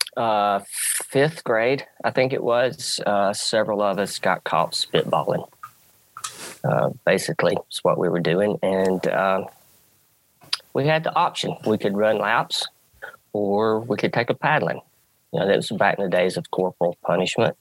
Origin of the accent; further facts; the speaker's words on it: the South, United States; I grew up in the South. Football dominates